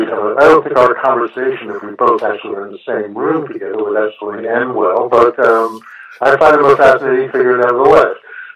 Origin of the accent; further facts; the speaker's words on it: New York, United States; Well, I'm a New Yorker. I was born here. I live here. You might be able to tell it from my voice